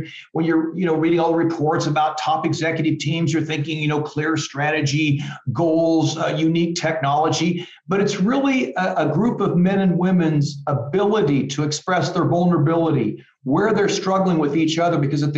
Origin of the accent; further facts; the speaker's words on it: Midwest, United States; growing up, I grew up in the Midwest and, you know, big football country and things like that.